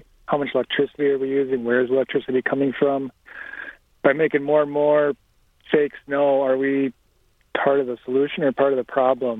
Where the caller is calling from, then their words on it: Minneapolis, Minnesota, United States; I'm calling from Minneapolis, Minnesota.